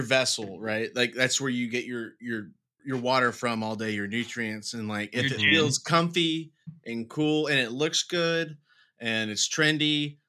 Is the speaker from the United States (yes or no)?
yes; Dallas, Texas, United States; also born or lived in Wichita Falls, Texas; I'm from Dallas